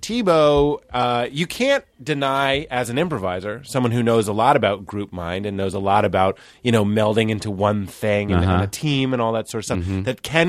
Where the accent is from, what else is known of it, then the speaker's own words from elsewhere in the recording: Lexington, United States; Like I grew up in Lexington.